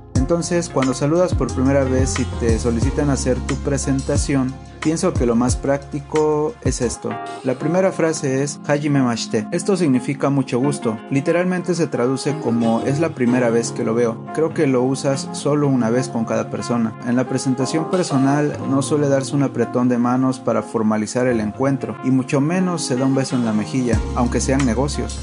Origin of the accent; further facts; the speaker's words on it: Mexico; first language Spanish; now in Japan; Yo soy de México